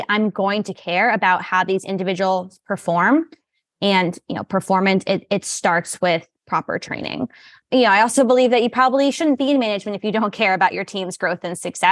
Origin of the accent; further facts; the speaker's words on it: New York, United States; moved away as an adult; also born or lived in Virginia / Maryland; I hail from New York originally. I spent time working in Virginia, Maryland, and now I'm back